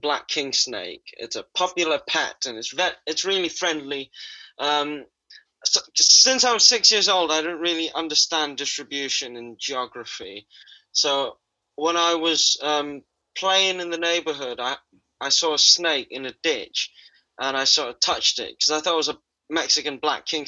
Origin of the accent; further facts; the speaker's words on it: Jakarta, Indonesia; I was born in Jakarta, Indonesia's capital city. And I grew up in North